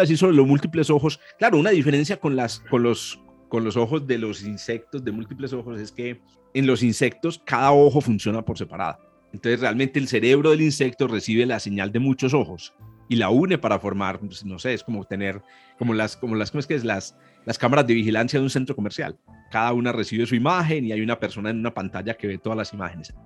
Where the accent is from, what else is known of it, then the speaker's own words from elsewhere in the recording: Antioquia, Colombia; Los dos somos antioqueños